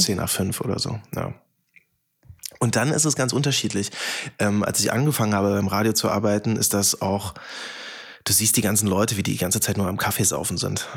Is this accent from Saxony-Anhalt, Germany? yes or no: yes; Oschersleben, Saxony-Anhalt, Germany; moved away as an adult; now in Berlin, Germany; In meinem Fall ist das Oschersleben, Sachsen-Anhalt, bei Magdeburg